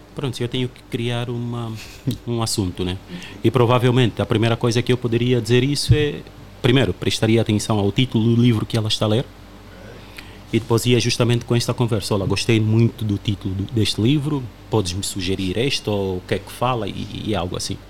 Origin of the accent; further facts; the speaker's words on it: Uíge, Angola; now in Portugal; eu sou do Ije